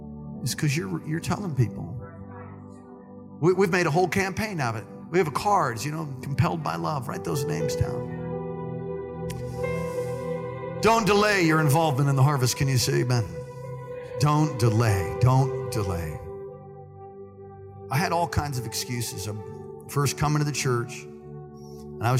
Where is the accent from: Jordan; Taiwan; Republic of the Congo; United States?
United States; New York City, New York; I'm from Brooklyn